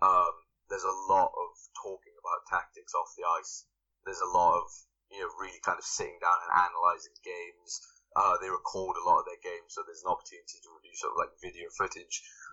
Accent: Wales, United Kingdom; I'm from Wales, which, you know, my accent's gone a bit now.

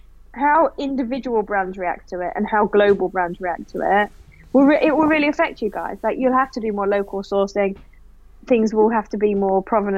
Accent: United Kingdom; now in Australia; And look, in all honesty, I'm still British as well as I am Australian.

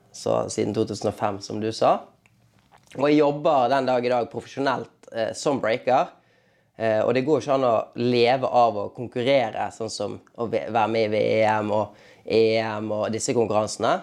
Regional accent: Bergen, Vestland, Norway; now in Oslo, Norway; hjemme i Bergen

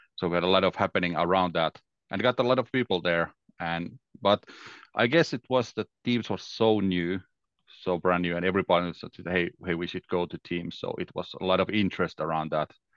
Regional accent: Finland; English is a second language; I'm from Finland, so it's December. It's very dark here

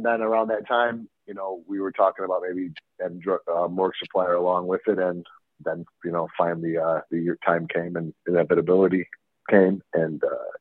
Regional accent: Chicago, Illinois, United States; I'm from Chicago

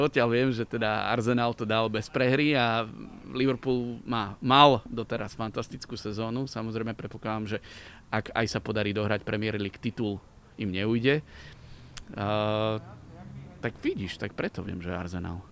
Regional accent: Liptovská Kokava, Žilina Region, Slovakia; now in Bratislava, Slovakia; Pochádzam z Liptovskej Kokavy, čo je okres Liptovský Mikuláš

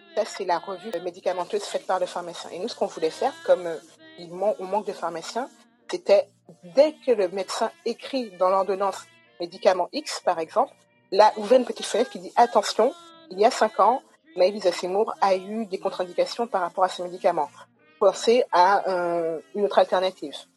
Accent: Guadeloupe; moved away as an adult; also born or lived in Paris; now in France; Donc j'ai grandi en Guadeloupe, j'ai toujours vécu en Guadeloupe

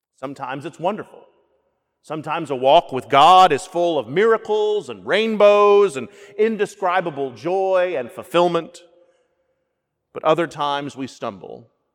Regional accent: the South, United States; Being a Southerner

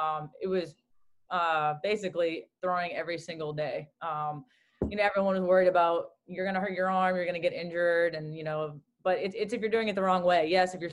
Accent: Newton, Massachusetts, United States; growing up in Newton, Massachusetts. My dad just wanted to get me out of the house when the weather was nice

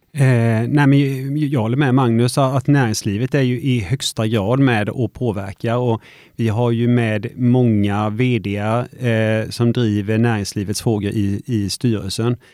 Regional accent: Vetlanda, Jönköping County, Sweden; jag har ju alltid bott i Vetlanda, jag är uppvuxen och gått på Mojärdeskolan och Tomaslundsskolan

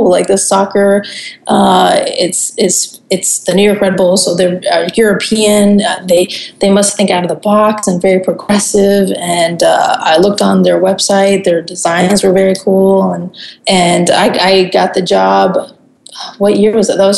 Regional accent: Germany; also born or lived in Puerto Rico; Yeah, I so yeah, I grew up in Germany because my dad uh, my dad joined the army when I was really young. Um, I was born in Puerto Rico, and then we moved real quick to Germany.

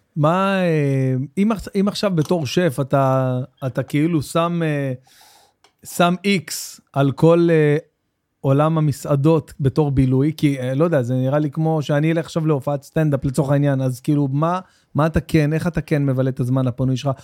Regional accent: Jerusalem, Jerusalem District, Israel; גדלתי בנורית, ממש בנורית, בעיר גנים, בפנים.

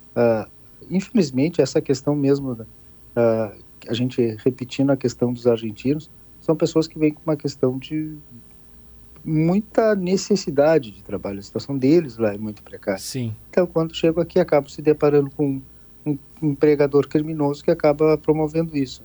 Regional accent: Arroio Grande, Rio Grande do Sul, Brazil; Nós saímos de uma região de fronteira, que é onde é a minha casa, eu sou daqui de, de Arroio Grande

